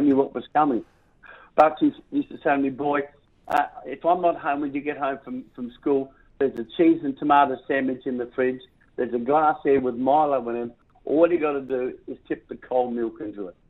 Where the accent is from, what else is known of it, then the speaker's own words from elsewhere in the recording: South Australia, Australia; my hometown name, South Australia